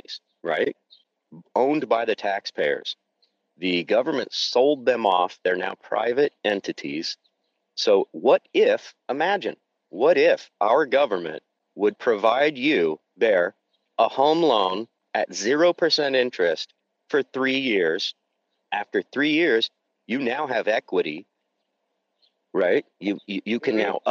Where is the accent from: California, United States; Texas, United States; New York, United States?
California, United States; Santa Rosa; my hometown, Santa Rosa, California